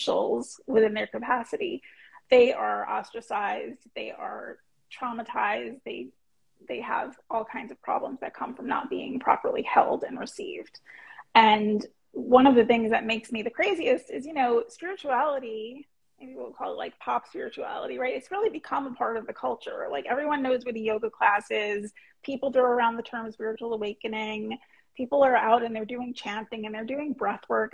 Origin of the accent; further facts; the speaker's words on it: New York City, New York, United States; born and raised in Queens, New York